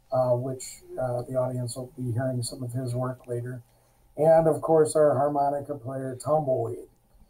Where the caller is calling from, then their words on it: Grand Blanc, Michigan, United States; We're calling in just north of Detroit, a smaller community, Grand Blanc, Michigan.